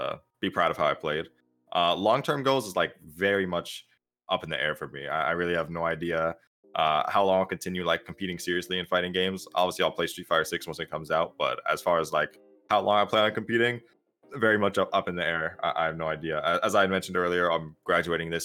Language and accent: English; Seattle, Washington, United States; I'm from Seattle